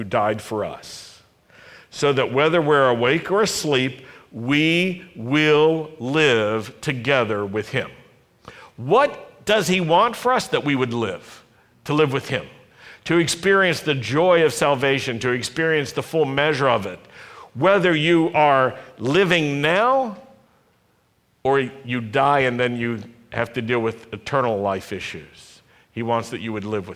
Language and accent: English; Roanoke, Virginia, United States; When I was a young Jewish lad growing up in Roanoke, Virginia in the 50s and 60s